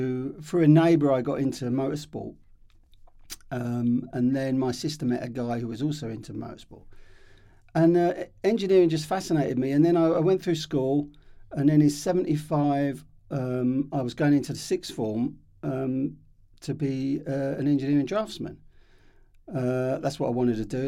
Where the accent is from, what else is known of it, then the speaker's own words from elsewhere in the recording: Hemel Hempstead, East of England, United Kingdom; we were the first generation kind of born and grew up in Hemel Hempstead.